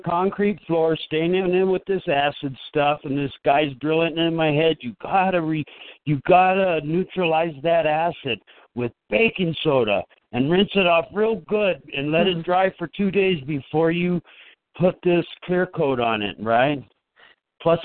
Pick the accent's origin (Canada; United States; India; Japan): United States; Los Angeles, California; moved away as an adult; now in Colorado Springs, United States; I grew up down there in Los Angeles and stuff.